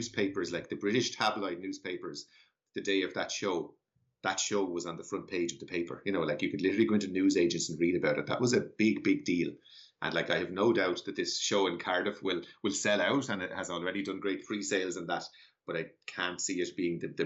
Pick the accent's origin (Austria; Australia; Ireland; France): Ireland; Ireland in particular, where I'm from, I'm sure your listeners will have guessed from my accent that I'm Irish